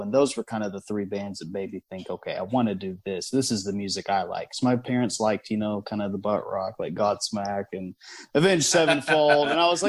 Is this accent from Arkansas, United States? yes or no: yes; Arkansas, United States; I've been in Arkansas my whole life.